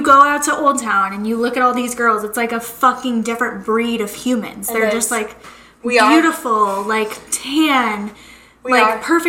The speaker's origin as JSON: {"language": "English", "town": "St. Louis", "region": "Missouri", "country": "United States", "moved": "as an adult", "lives_now": "Arizona, United States", "said": "I'm not from Arizona. I'm from St. Louis, Missouri."}